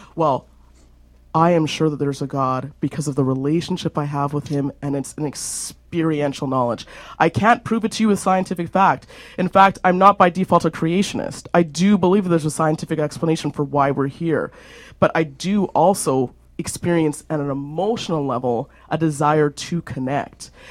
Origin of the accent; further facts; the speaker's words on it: Alberta, Canada; being caramel complected and growing up in Alberta